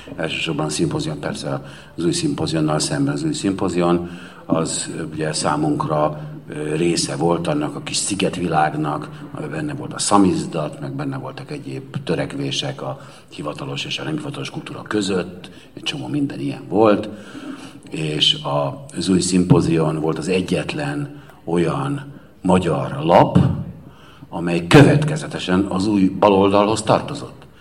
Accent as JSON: {"language": "Hungarian", "town": "Cluj-Napoca", "region": "Cluj County", "country": "Romania", "said": "a Kolozsvári Magyar Értelmiségi vagyok, aki voltam"}